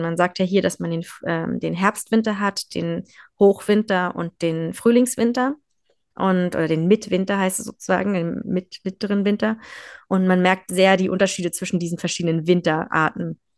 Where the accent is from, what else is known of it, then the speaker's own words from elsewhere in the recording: Berlin, Germany; moved away as an adult; also born or lived in Lycksele, Sweden; now in Skellefteå, Sweden; ich komme ja aus Berlin auch